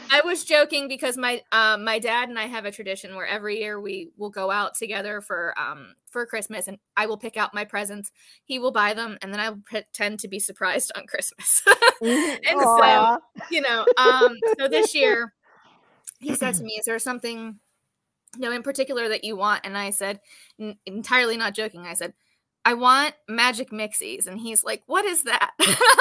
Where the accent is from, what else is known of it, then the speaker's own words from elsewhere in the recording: Pittsburgh, Pennsylvania, United States; my hometown of Pittsburgh, Pennsylvania.